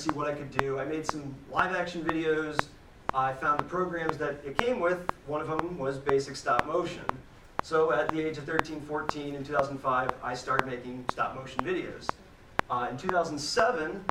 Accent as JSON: {"language": "English", "town": "Parkman", "region": "Ohio", "country": "United States", "tie": "born or raised there", "said": "Born and raised in Parkman, Ohio, so I really haven't, you know, traveled that far"}